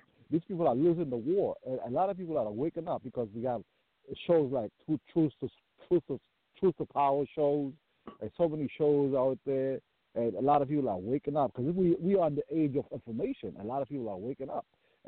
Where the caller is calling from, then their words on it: Maryland, United States; I'm calling from Maryland.